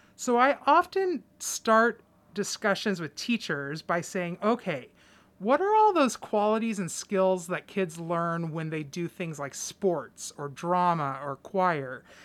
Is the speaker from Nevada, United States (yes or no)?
no; Clatsop County, Oregon, United States; I am somebody who was born and raised in Clatsop County